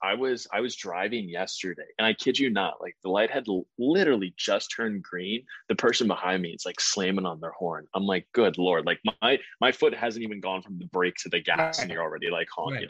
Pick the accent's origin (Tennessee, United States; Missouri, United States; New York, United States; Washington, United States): Missouri, United States; St. Louis; now in Boston, United States; I'm from St. Louis